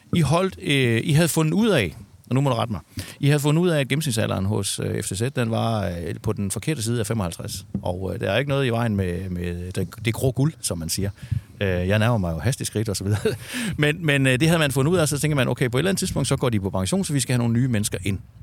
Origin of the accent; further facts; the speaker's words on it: Southern Jutland, Southern Denmark, Denmark; jeg kommer ned fra Sønderjylland